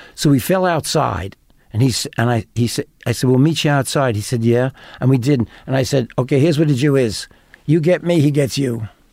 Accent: New York, United States; I'm from New York

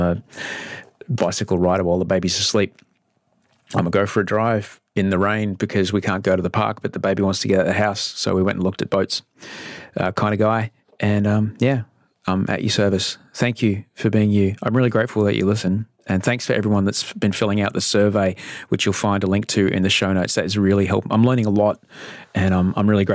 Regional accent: Brisbane, Queensland, Australia; moved away; Brisbane, which is a place that we both came from

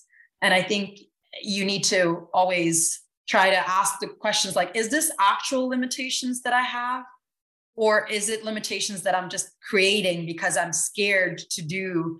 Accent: Bergen, Vestland, Norway; moved away as an adult; also born or lived in New Delhi, India / Mexico / Argentina / Italy; now in New York, United States; I grew up, I'm born and raised in Bergen, Norway, which is the second largest city of Norway. I grew up with Indian parents, so I grew up going in between New Delhi and Bergen

